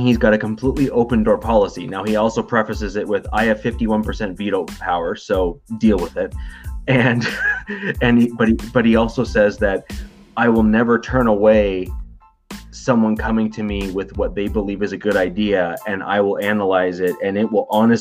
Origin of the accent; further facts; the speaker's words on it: Toronto, Ontario, Canada; also born or lived in Scarborough; I'm from the GTA. That's Greater Toronto Area